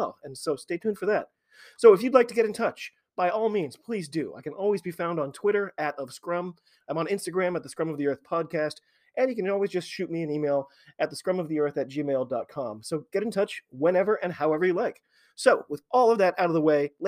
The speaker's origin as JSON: {"language": "English", "country": "United States", "said": "I am an American rugby fan"}